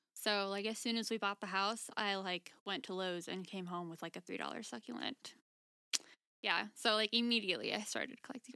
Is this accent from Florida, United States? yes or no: yes; Florida, United States; moved away as an adult; now in Colorado, United States; I'm from Florida